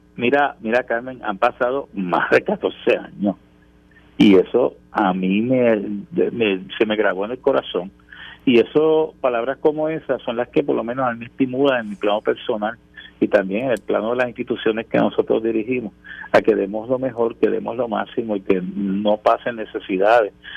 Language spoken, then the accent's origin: Spanish; Puerto Rico; nuestra conciencia como puertorriqueños y puertorriqueñas